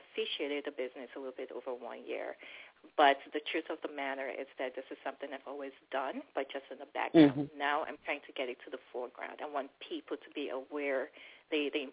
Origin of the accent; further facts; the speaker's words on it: Nigeria; now in DC Metro Area, United States; I'm originally Nigerian.